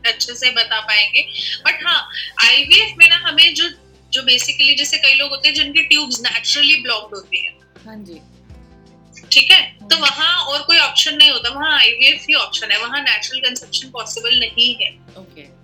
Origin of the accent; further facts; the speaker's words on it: Delhi, India; अगर आप दिल्ली की जैसे मैं दिल्ली से हूँ तो अगर आप दिल्ली की बात करें तो बहुत हॉस्पिटल्स अच्छे रिप्यूटेड हॉस्पिटल्स हैं